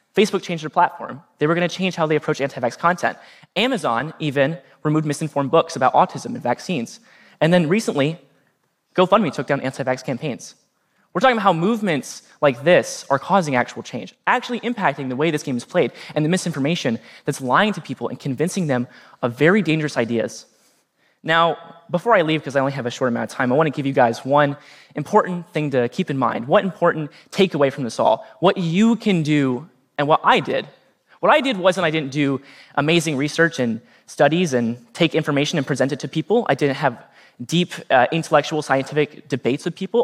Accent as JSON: {"language": "English", "town": "Norwalk", "region": "Ohio", "country": "United States", "tie": "born or raised there", "said": "my hometown of Norwalk, Ohio"}